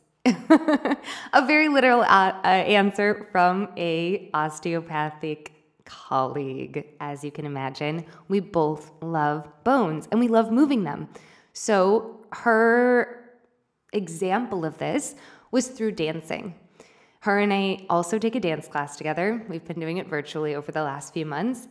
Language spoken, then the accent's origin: English; United States; moved away as an adult; now in Argentina; my hometown. Well, not my actual hometown, but close by in the state of Missouri